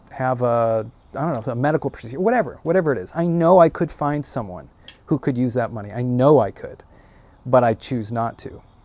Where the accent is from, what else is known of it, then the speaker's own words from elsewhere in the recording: United States; I'm an American